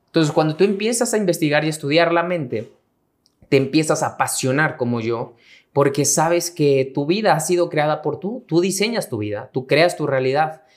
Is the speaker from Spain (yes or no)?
no; Mexico; mexicano, emprendedor y empresario